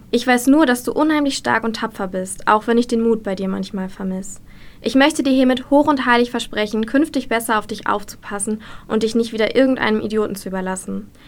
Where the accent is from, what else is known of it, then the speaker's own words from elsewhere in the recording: Dinslaken, North Rhine-Westphalia, Germany; ich bin 26 Jahre alt, ich komme aus Dienstlaken und ich arbeite als Redakteurin bei einer Tageszeitung.